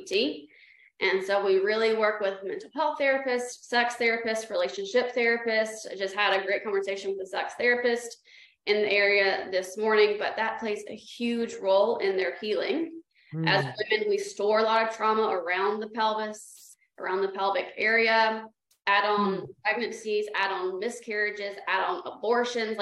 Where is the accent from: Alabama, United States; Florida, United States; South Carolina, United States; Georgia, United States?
South Carolina, United States; moved away; I'm from South Carolina